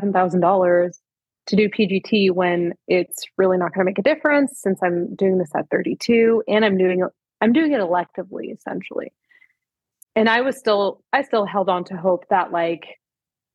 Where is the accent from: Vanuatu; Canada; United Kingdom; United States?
Canada; I'm Canadian